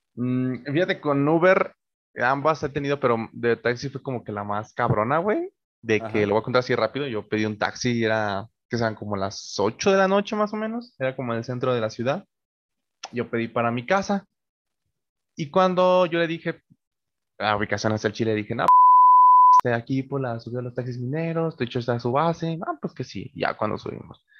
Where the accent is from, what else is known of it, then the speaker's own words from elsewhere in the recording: Mexico; los que somos de México